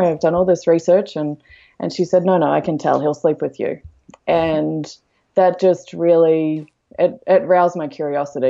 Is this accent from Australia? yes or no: yes; Australia; moved away as an adult; also born or lived in London, United Kingdom; now in Canada; I'm originally from Australia